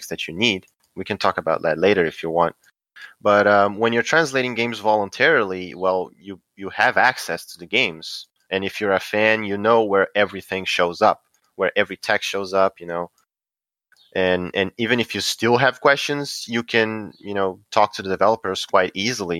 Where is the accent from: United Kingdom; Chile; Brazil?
Brazil; English is a second language